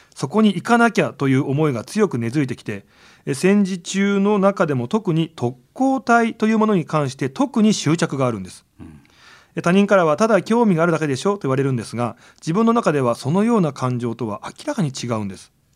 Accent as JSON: {"language": "Japanese", "region": "Nagano", "country": "Japan", "tie": "born or raised there", "said": "長野県出身"}